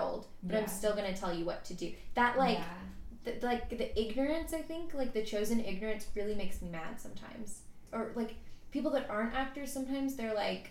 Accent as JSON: {"language": "English", "region": "Tennessee", "country": "United States", "also_born_or_lived": "London", "moved": "as an adult", "lives_now": "Atlanta, United States", "said": "I'm from Tennessee"}